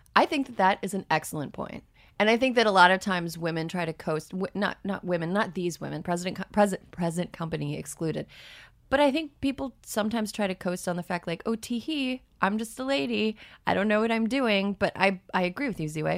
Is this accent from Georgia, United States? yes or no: no; Wisconsin, United States; moved away; I'm from Wisconsin, and the part of Wisconsin I'm from is very red